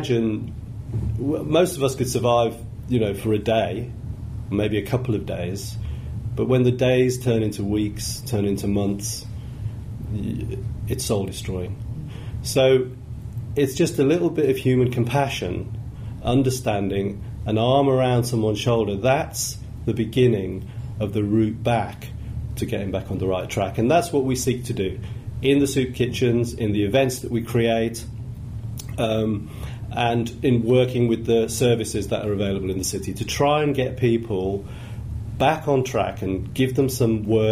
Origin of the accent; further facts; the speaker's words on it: Birmingham, West Midlands, United Kingdom; I grew up in Birmingham, and I've always thought Birmingham has got a lot of warm-hearted people